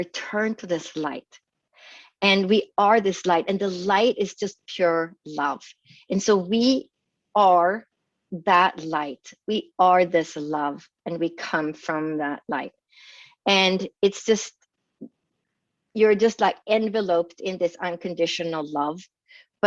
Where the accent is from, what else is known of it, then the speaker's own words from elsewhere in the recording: northern Sweden, Sweden; moved away; I grew up in Sweden, in northern Scandinavia and Europe